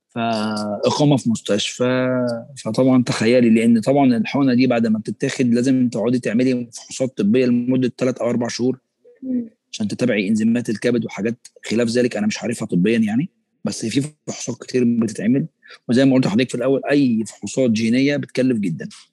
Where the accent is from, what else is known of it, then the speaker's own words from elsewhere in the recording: Egypt; احنا كمصريين